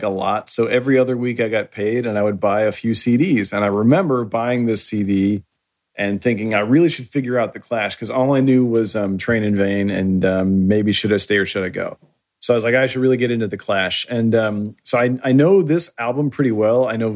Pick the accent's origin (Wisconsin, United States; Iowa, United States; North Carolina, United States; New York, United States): Iowa, United States; Ankeny; I grew up in Ankeny, Iowa.